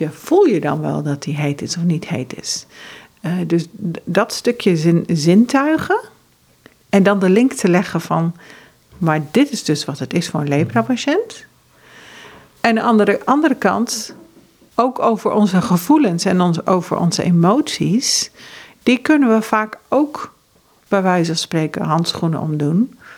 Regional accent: Ethiopia; also born or lived in Norway / Uganda / Kenya / United States; now in Netherlands; want ik ben geboren in Noorwegen en ik ben opgegroeid in Ethiopië, Oeganda, Kenia en Amerika. En eh, ik voel me inmiddels echt Nederlandse, maar dat heeft heel lang geduurd.

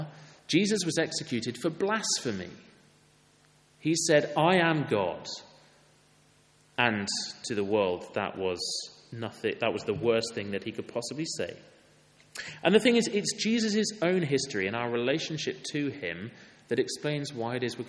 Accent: Wales, United Kingdom; I'm from Wales. I played rugby for my school.

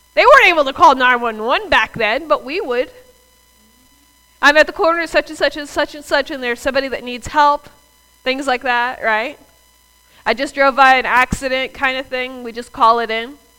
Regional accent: the South, United States; I'm from the South

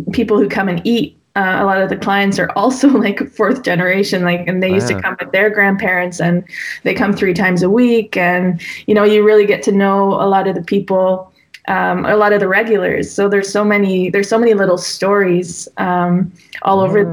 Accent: Damme, Flanders, Belgium; first language English; also born or lived in Bruges; now in Ghent, Belgium; I grew up in Damme, which is about 45 minutes from here, and always went to school in Bruges

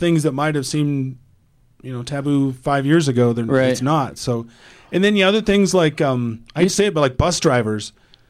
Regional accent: Iowa, United States; moved away as an adult; now in Denver, United States; I'm from Iowa.

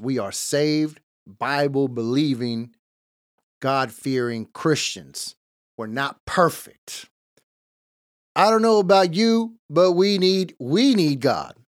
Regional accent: Los Angeles, California, United States; I was born in East L

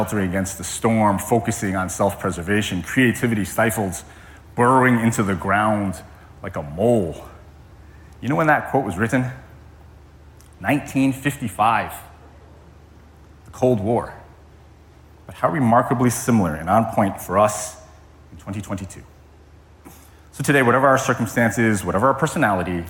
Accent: Connecticut, United States; now in Hawaii, United States; I grew up in Connecticut, as many of you know, which is very different than living and growing up in Hawaii.

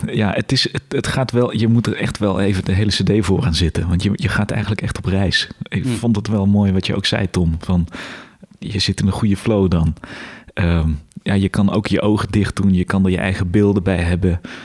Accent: Weert, Limburg, Netherlands; also born or lived in Tilburg; ik kom uit Limburg, kom uit Weert

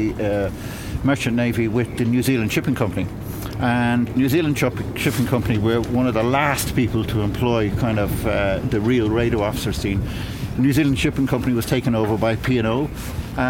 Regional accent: Monkstown, Leinster, Ireland; I grew up in Monkstown, and which wasn't very far away from Dunleary

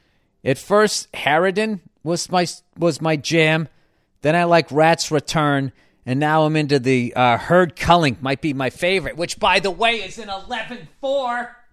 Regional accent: Melbourne, Victoria, Australia; also born or lived in Paris, France; I have recently returned to my hometown of Melbourne, Australia, after living in Paris for 11 years.

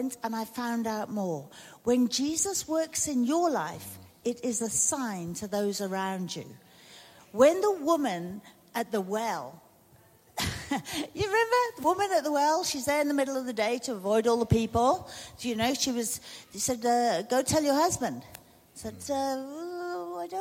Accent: United Kingdom; moved away as an adult; now in South Africa; when we first came to South Africa, we're British by birth, South African by choice

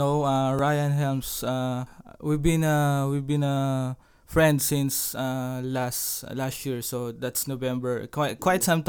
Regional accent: Philippines; as a Filipino with a full-time job

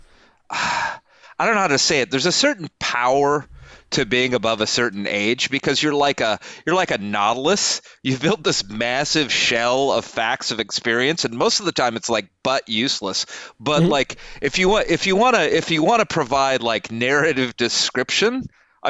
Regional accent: Midwest, United States; I'm a Midwesterner

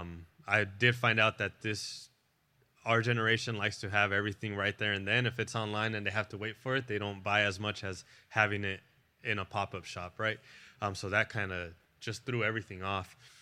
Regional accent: National City, California, United States; moved away; I'm from National City down in San Diego.

